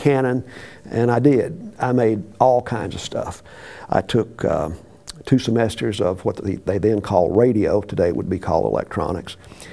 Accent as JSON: {"language": "English", "town": "Meridian", "region": "Mississippi", "country": "United States", "tie": "born or raised there", "said": "I grew up in Mississippi."}